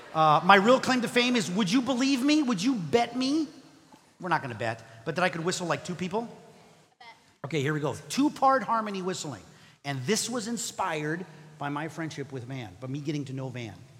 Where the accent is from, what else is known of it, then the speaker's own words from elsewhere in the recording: Mexico; English is a second language; moved away; I grew up in Mexico